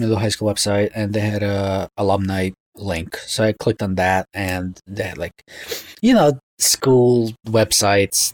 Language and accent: English; New York City, New York, United States; also born or lived in Russia; when I was growing up in Brooklyn